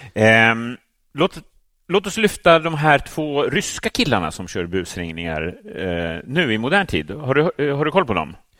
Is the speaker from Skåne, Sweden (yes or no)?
no; Täby, Stockholm County, Sweden; i medelklassförorten Täby där jag växte upp